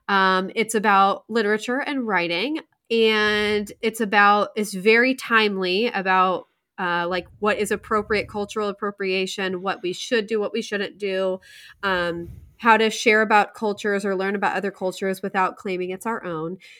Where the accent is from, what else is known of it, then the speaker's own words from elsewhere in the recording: Indiana, United States; I was from Indiana